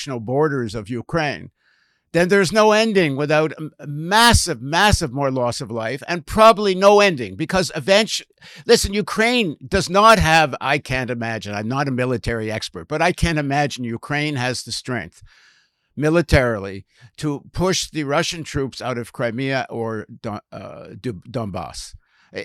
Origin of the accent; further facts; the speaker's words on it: Canada; as a Canadian